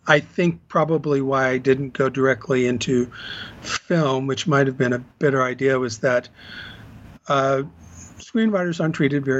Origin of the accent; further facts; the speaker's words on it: Corpus Christi, Texas, United States; moved away as an adult; also born or lived in Austin, Texas / Chicago, Illinois; now in Los Angeles, United States; I grew up in Corpus Christi, Texas, went to school at U of T at Austin, moved to Chicago for about 20 years, and then moved here